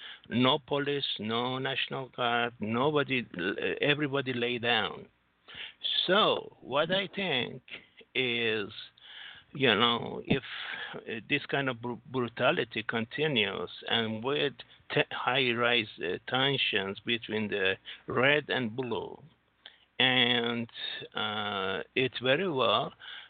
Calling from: Singapore; Singapore, sir.

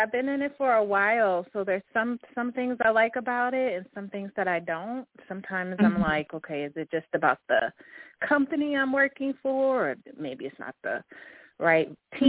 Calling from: Fort Lauderdale, Florida, United States; I'm calling from the Fort Lauderdale, Miami area.

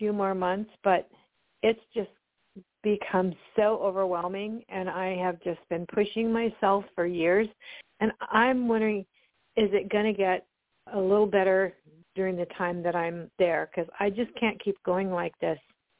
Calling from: Oregon, United States; I'm calling from Oregon.

